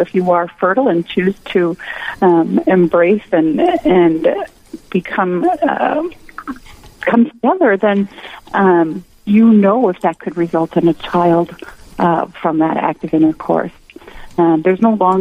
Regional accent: Winona, Minnesota, United States; now in New Ulm, United States; I grew up in Winona

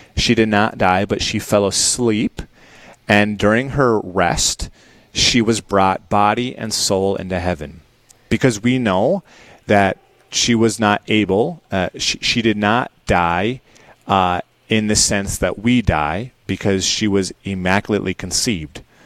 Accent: Dickinson, North Dakota, United States; the Queen City, my hometown

